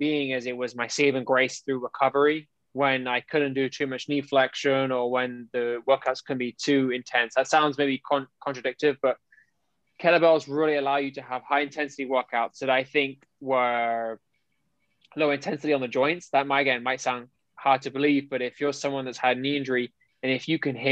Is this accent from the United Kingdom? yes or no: yes; United Kingdom; moved away as an adult; now in United States; I am born and bred in Europe, more specifically in the United Kingdom